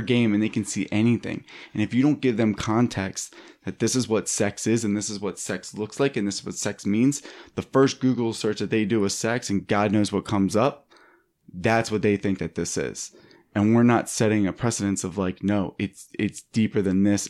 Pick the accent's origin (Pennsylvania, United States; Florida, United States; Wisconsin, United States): Pennsylvania, United States; Philadelphia; now in Los Angeles, United States; I'm from Philadelphia